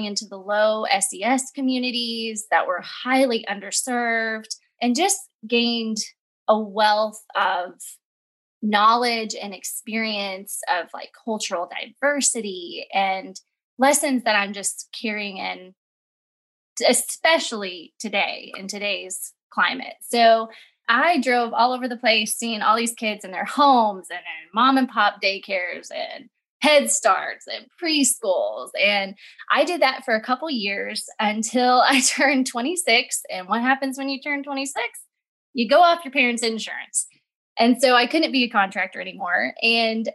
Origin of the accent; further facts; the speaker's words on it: Southern Illinois, United States; moved away as an adult; now in Wake Forest, North Carolina, United States; I'm originally from Southern Illinois